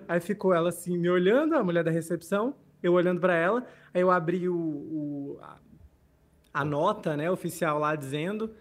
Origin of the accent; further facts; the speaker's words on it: Rio Branco, Acre, Brazil; moved away; also born or lived in Rio Grande do Norte; Rio Branco, capital do Acre, eu não sou acreano, mas morei lá durante 18 anos da minha vida